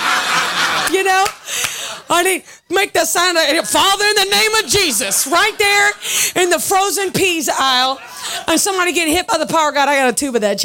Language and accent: English; Augusta, Georgia, United States; I grew up in a church in Augusta, Georgia